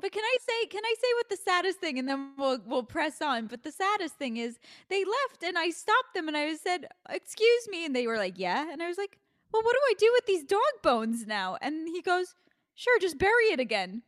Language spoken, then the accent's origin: English; New York, United States; I'm a New Yorker. So, like, I'm born and raised in New York